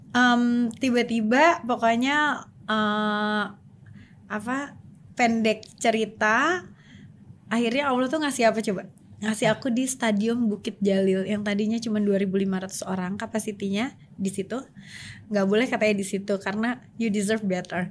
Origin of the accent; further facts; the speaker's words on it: Sumedang, West Java, Indonesia; aku dari kecil kan nyanyi di panggung gitu di, hmm. di di kampung aku tuh di Sumedang itu udah terkenal lah sebagai penyanyi kecil